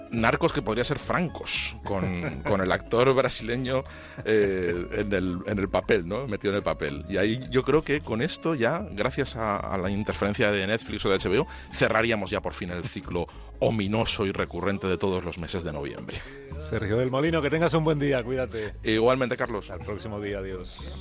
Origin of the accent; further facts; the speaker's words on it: Spain; yo tengo mi propio libro sobre la guerra civil como buen escritor español